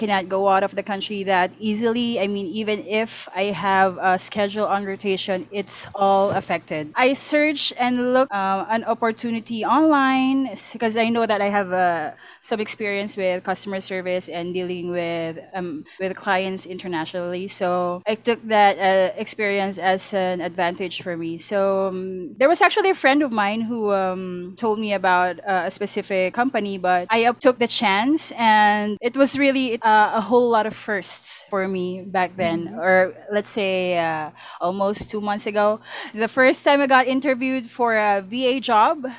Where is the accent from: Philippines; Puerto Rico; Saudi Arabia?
Philippines; us Filipinos are very, you know, we are very hospitable and friendly in general.